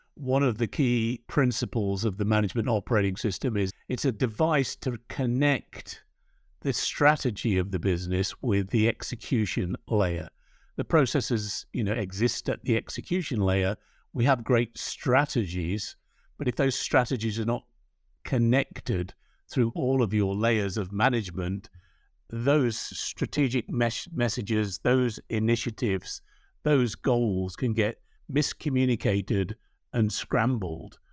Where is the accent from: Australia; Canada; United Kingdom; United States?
United Kingdom; England; accent: English; moved away; our home country. I know the audience can hear Brian and my accents being of English origin